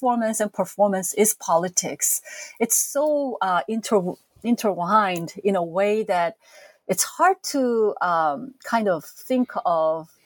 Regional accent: South Korea; moved away as an adult; now in United States; As a teenager growing up in South Korea in the 70s and 80s

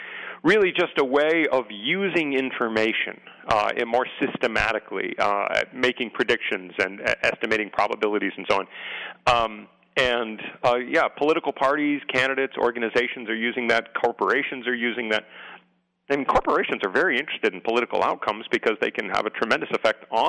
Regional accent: San Diego, California, United States; I grew up in San Diego

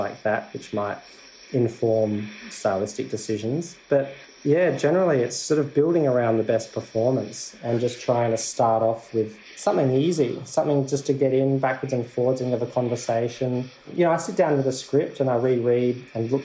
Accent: South Australia, Australia; I'm from South Australia.

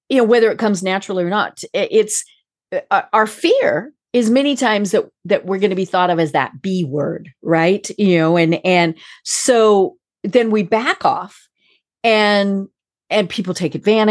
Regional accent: United States; I'm American, I'm as American

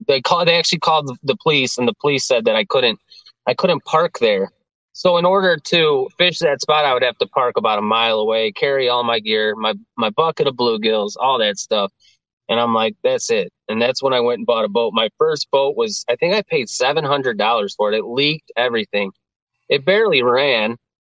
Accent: Geneva, Illinois, United States; I grew up in Geneva

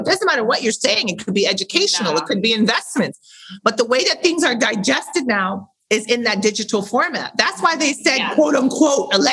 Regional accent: St. Louis, Missouri, United States; moved away; I'm from St. Louis, Missouri. I started modeling locally, probably 10, 11 years

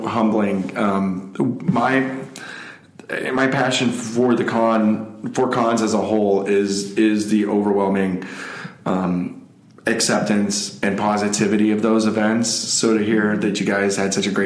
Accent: West Palm Beach, Florida, United States; moved away as an adult; now in Alaska, United States; I grew up in South Florida

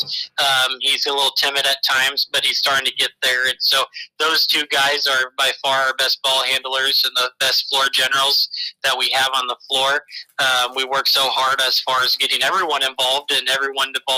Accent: WACO community, Iowa, United States; growing up at the Waco community and always running around with the Columbus Junction and Winfield community

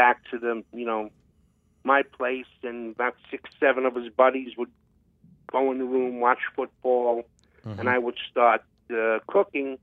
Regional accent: New York City, New York, United States; now in New Jersey, United States; I come from Borough Park in Brooklyn, and Borough Park is a big Hasidic community

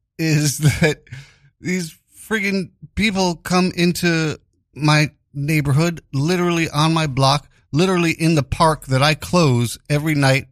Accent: New York City, New York, United States; I grew up in Greenwich Village, very liberal, and you know, Stonewall was literally just, was walking distance from my home, the Stonewall Bar. But at the same time, my neighborhood, my block, being Italians.

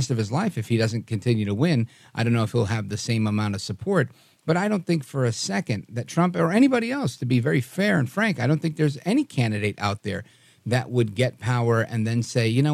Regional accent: New York City, New York, United States; I grew up in Brooklyn with Arabs and Jews and Haitians and Puerto Ricans and Dominicans and lots of people

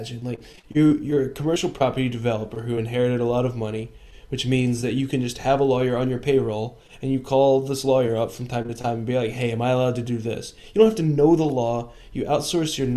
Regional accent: Kentucky, United States; moved away; I'm from Kentucky.

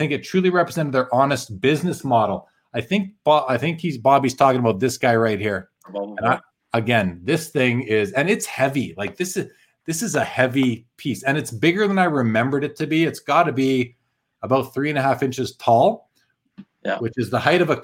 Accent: Winnipeg, Manitoba, Canada; moved away; I'm from Winnipeg originally, and I grew up with this gentleman, Dave Kaplan. We kind of went to the same schools growing up

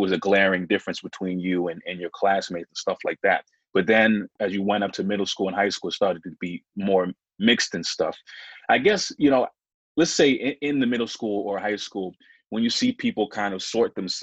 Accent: New Hampshire, United States; I grew up in New Hampshire

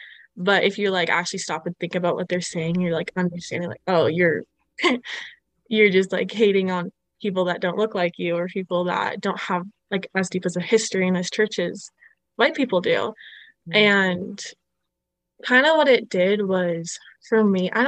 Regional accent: Ottawa, Ontario, Canada; moved away as an adult; also born or lived in Utah; growing up in Ottawa

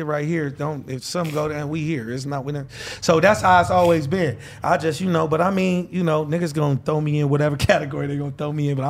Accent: Los Angeles, California, United States; All over LA. Shit. That point in time, I was living off since in LA and La Brea.

